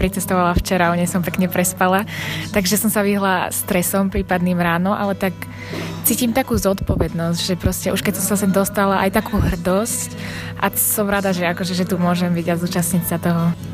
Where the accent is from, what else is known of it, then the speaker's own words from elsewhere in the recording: Žilina, Žilina Region, Slovakia; ja som zo Žiliny, zo Žilinskej školy bilingválneho gymnázia